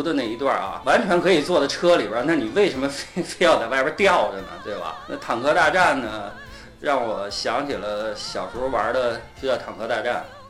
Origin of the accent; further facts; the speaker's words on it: China; 我中国人也敢